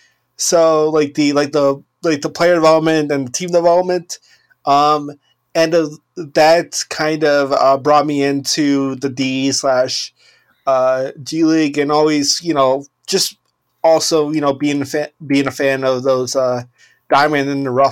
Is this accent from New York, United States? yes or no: no; Wisconsin, United States; because I'm from Wisconsin.